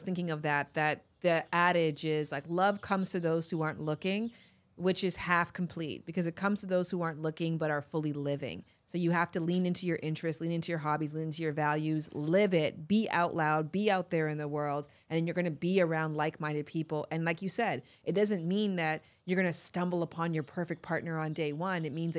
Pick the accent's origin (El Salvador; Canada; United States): Canada; Toronto, Ontario; Yeah, I'm from Toronto.